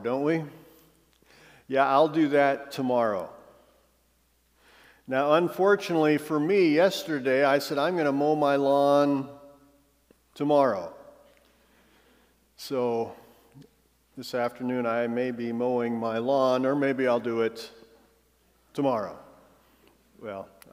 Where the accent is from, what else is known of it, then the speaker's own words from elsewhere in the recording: United States; I love being an American, I'm honored to be an American